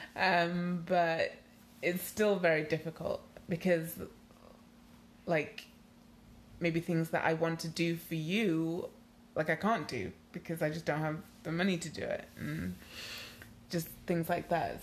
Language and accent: English; Nigeria; moved away; also born or lived in United Kingdom; I am Nigerian